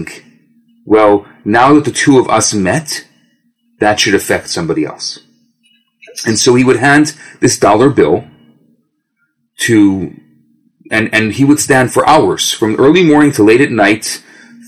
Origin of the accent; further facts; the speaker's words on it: Skokie, Illinois, United States; now in Montreal, Canada; I grew up in Chicago. I grew up in the western suburbs of Chicago, Skokie, Des Plaines.